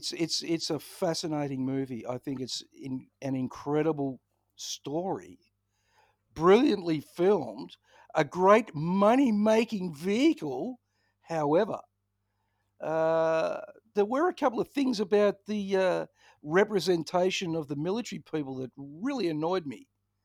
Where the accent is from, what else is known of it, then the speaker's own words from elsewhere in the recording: Ballarat, Victoria, Australia; I grew up in Ballarat. Of course I've had E. coli.